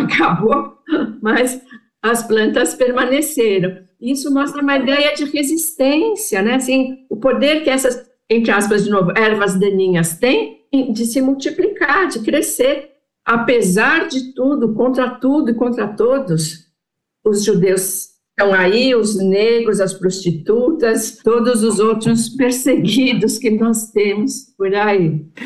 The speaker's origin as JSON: {"language": "Portuguese", "country": "Brazil", "said": "Nós somos brasileiros, brasileiros judeus."}